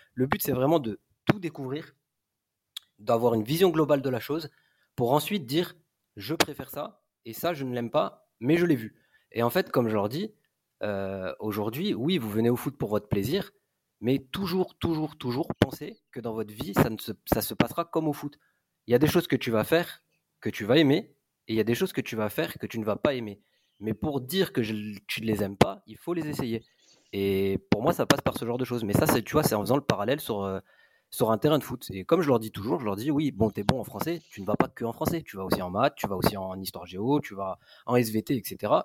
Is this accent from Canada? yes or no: no; Grenoble, Auvergne-Rhône-Alpes, France; moved away as an adult; also born or lived in Nice; now in Marseille, France; je suis originaire de Grenoble.